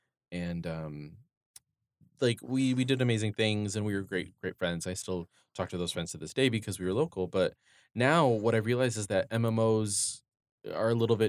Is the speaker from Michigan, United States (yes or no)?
yes; Detroit, Michigan, United States; which was partially based in my hometown in Detroit